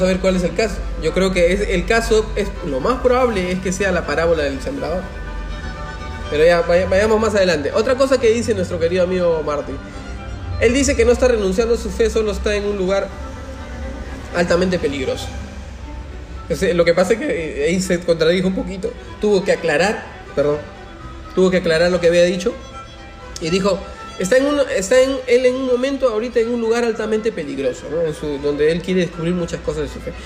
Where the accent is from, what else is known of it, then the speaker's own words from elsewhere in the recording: Peru; somos entre peruanos